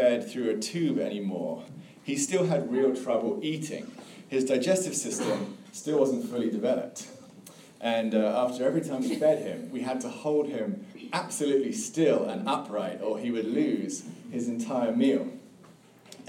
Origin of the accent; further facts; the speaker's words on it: England, United Kingdom; now in Tallahassee, United States; as you can probably hear, I grew up in England